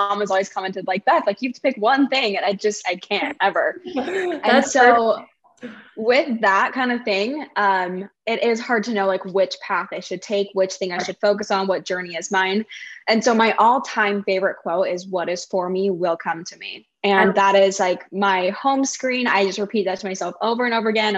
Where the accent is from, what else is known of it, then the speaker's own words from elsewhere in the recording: Pleasant Grove, Utah, United States; moved away as an adult; now in Austin, United States; I live in Austin, Texas, but I came from Utah. So I grew up in Pleasant Grove, Utah